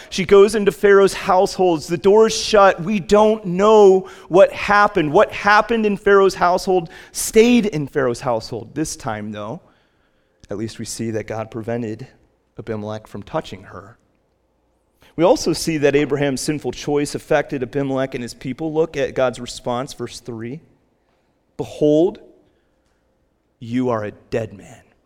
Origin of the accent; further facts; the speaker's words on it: United States; we as American Christians